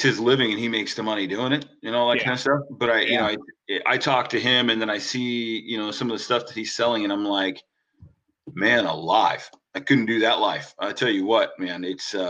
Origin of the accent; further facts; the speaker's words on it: Mason Lake, Washington, United States; I grew up on Mason Lake.